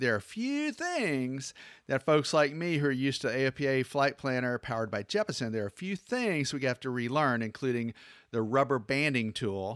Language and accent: English; Atlanta, Georgia, United States; moved away; P D K, my hometown in, uh, in Atlanta.